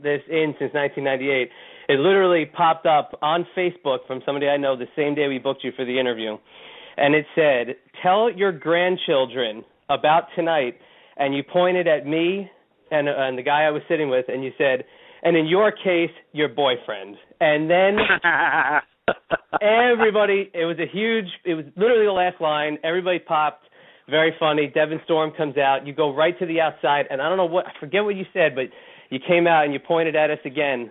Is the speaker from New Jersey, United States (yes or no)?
yes; Middletown, New Jersey, United States; in my hometown of Middletown, New Jersey, at my high school, no less, Middletown South High School